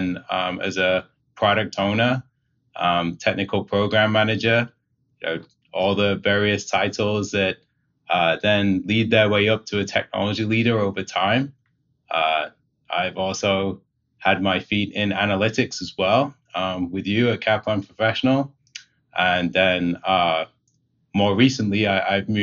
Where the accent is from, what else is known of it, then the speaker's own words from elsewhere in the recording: Manchester, North West England, United Kingdom; moved away as an adult; now in Rochester, United States; I grew up in England, in the UK